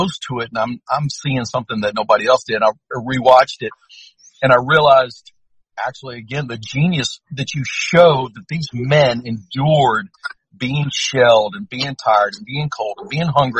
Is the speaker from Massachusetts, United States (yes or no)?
no; Louisiana, United States; I'm from Louisiana